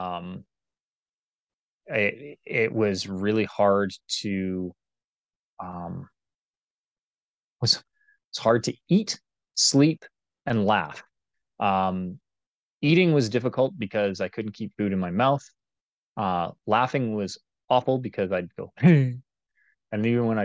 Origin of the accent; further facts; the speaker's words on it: Calgary, Alberta, Canada; moved away as an adult; also born or lived in Vancouver, British Columbia; I grew up in Calgary, Alberta